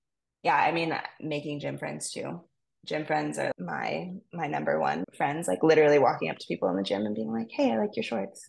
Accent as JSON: {"language": "English", "area": "Maui", "region": "Hawaii", "country": "United States", "tie": "born or raised there", "said": "I'm from Maui and I grew up here"}